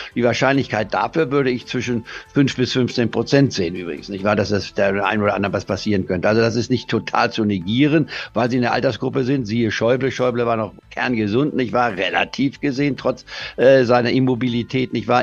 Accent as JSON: {"language": "German", "country": "Germany", "said": "bei uns in Deutschland"}